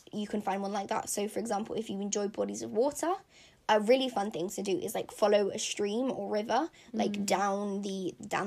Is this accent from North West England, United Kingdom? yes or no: no; London, United Kingdom; Hackney, which is where I was born in London, just has that nostalgia factor for me, and has that, like, childhood factor